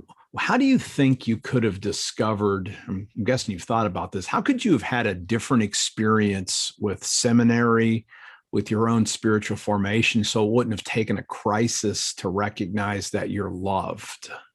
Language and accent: English; Akron, Ohio, United States; I'm from Akron, Ohio